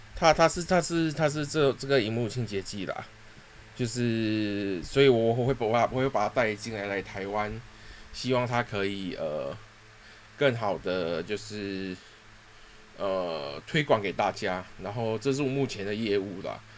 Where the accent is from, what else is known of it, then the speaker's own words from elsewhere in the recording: Singapore; 我是土生土长的新加坡人啦， 然后从，呃，从小就是在新加坡长大，然后我第一次来到台湾是十，十七岁的时候，那时候还未成年